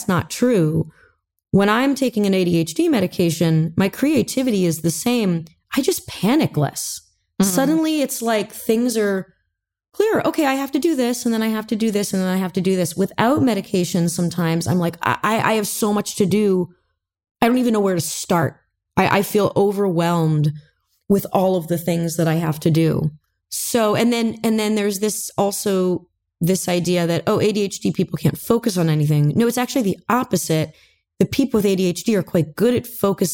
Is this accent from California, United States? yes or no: yes; Manhattan Beach, California, United States; I grew up in Manhattan Beach, California